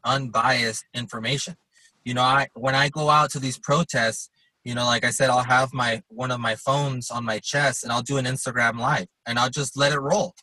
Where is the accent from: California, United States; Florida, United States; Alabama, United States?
California, United States; Los Angeles; moved away as an adult; now in Colorado Springs, United States; I grew up in Los Angeles, so I grew up in that environment